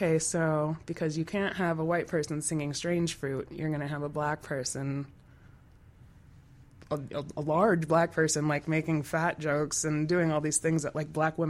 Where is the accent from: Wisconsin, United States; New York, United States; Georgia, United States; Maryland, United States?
Wisconsin, United States; It's like, why would I ever move to Milwaukee? I'm from Wisconsin.